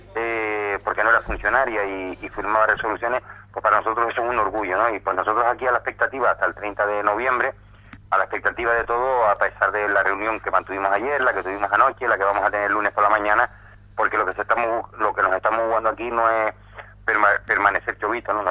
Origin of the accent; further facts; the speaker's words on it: Canary Islands, Spain; me duele como canario